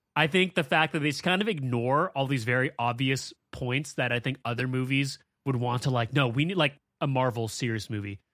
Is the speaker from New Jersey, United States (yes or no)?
no; San Francisco, California, United States; I'm from San Francisco